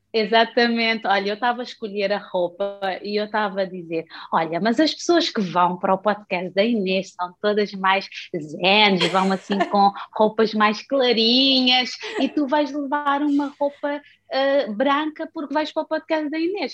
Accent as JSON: {"language": "Portuguese", "region": "Santo Antão", "country": "Cape Verde", "tie": "born or raised there", "also_born_or_lived": "United States", "moved": "as an adult", "lives_now": "Portugal", "said": "eu nasci em Cabo Verde, na ilha de Santo Antão, que é das ilhas mais rurais do uhum. país, um, mas eu fui educada numa família altamente religiosa"}